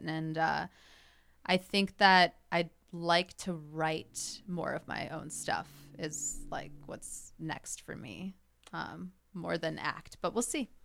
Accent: Northbrook, Illinois, United States; I grew up in Northbrook, so that's a northwest suburb of Chicago

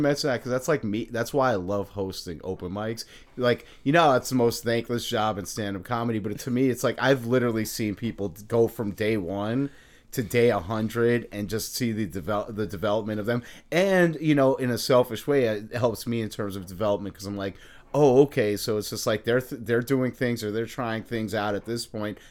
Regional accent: New York, United States; I'm from New York

